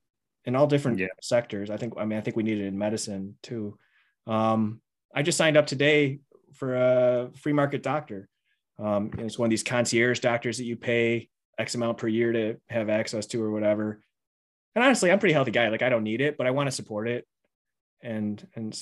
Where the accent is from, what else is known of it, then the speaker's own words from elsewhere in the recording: Buffalo, New York, United States; I grew up in the Buffalo area, and I never really went anywhere